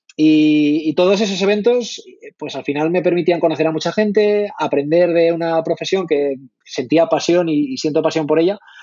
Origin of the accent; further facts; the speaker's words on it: La Rioja, Spain; moved away as an adult; also born or lived in Madrid; soy, soy de La Rioja.